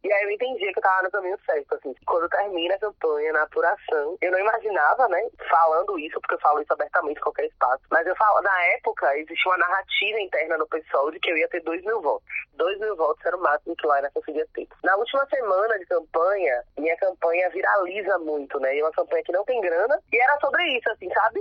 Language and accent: Portuguese; Salvador, Bahia, Brazil; eu sou de Brotas